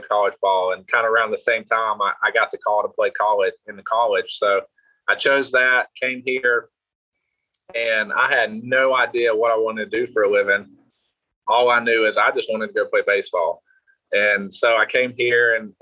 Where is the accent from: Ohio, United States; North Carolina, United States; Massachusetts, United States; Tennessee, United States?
North Carolina, United States; Hendersonville; moved away as an adult; also born or lived in El Paso; now in Hickory, United States; I'm originally from Hendersonville, North Carolina, which is where I grew up